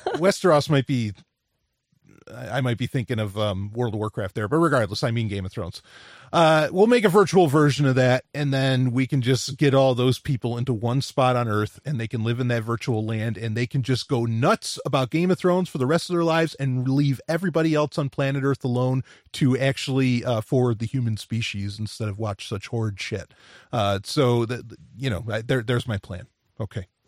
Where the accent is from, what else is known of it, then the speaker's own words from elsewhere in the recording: New York City, New York, United States; I grew up in New York City